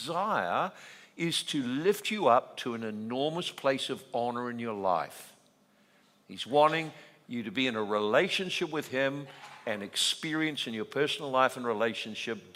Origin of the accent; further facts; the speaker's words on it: New Zealand; I'm Kiwi